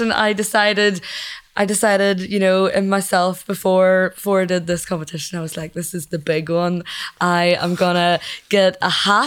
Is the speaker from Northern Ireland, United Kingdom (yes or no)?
yes; Lisburn, Northern Ireland, United Kingdom; I'm from Lisburn